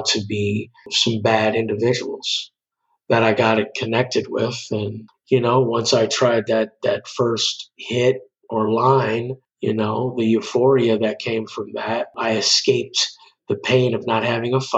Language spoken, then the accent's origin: English; Chicago, Illinois, United States; moved away as an adult; also born or lived in Los Angeles, California; I'm originally from Chicago.